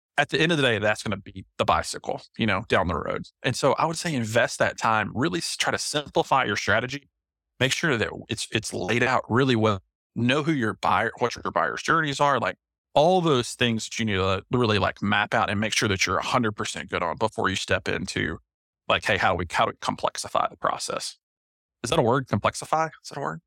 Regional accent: Knoxville, Tennessee, United States; I'm from Knoxville, Tennessee

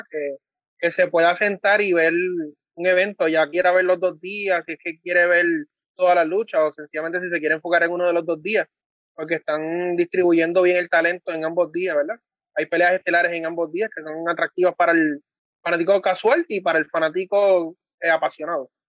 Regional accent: Puerto Rico; Nosotros somos la fanaticada de Puerto Rico.

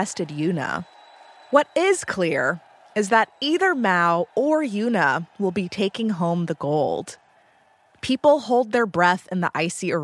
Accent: United States; as an American

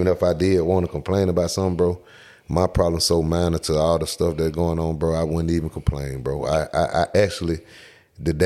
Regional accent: Atlanta, Georgia, United States; I'm from Cleveland Avenue, so my people from the South

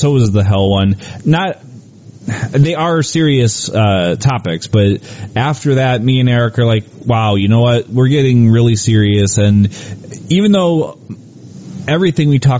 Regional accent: Cleveland, Ohio, United States; we are from Cleveland

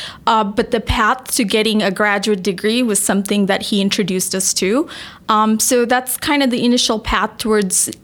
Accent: Malaysia; moved away; also born or lived in Iowa; I grew up in Malaysia

